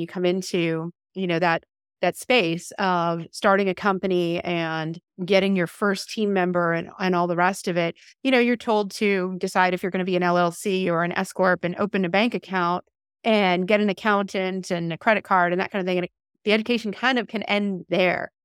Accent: Canada; moved away as an adult; now in Apollo Beach, United States; originally from Canada

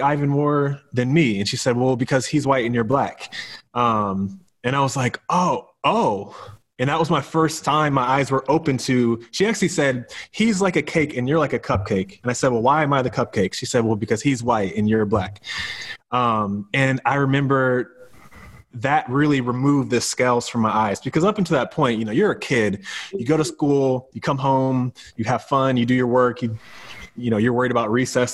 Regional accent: Seattle, Washington, United States; I grew up in Seattle, Washington

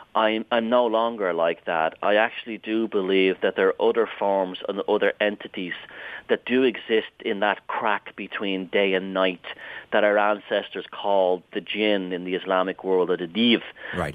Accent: Ireland; I grew up in Southern Ireland

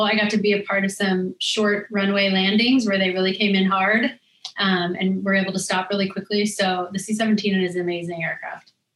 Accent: Laurel, Montana, United States; moved away as an adult; now in Washington, D.C., United States; we had a good time growing up there

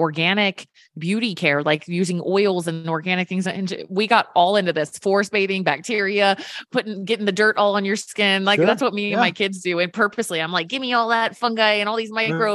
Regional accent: Virginia, United States; I grew up in Virginia

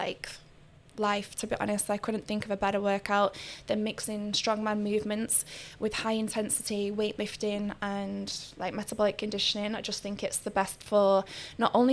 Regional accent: Manchester, North West England, United Kingdom; moved away as an adult; now in Dubai, United Arab Emirates; I'm from Manchester. And I came to Dubai because my dad made me

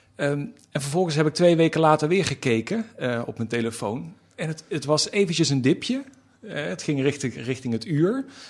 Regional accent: North Limburg, Netherlands; moved away; Dat las ik al in de bibliotheek eh, in, in Noord-Limburg, waar ik vandaan kom.

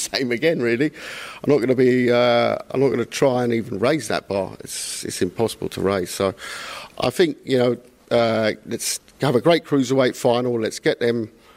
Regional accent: London, United Kingdom; I went to school in North London in the 80s

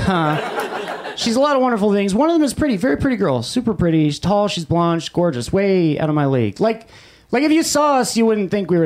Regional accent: Los Angeles, California, United States; I grew up in Silver Lake

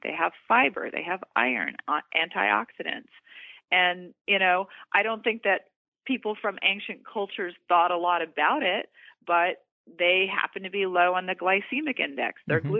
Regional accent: the South, United States; I grew up in the South and because I love traditional foods like, you know, chicken and mashed potatoes

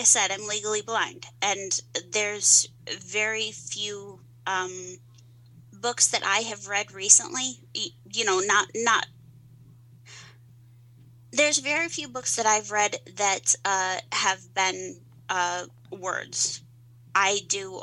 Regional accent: Columbia, Missouri, United States; accent: twang; now in Westfield, New York, United States; I was born in Columbia, Missouri, but my family is from southern Missouri

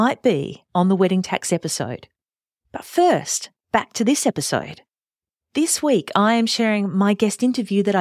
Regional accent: Adelaide, South Australia, Australia; born and bred in Adelaide

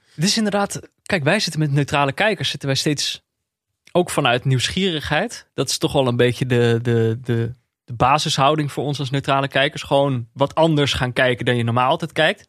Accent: Eindhoven, North Brabant, Netherlands; ik ben opgegroeid in Eindhoven.

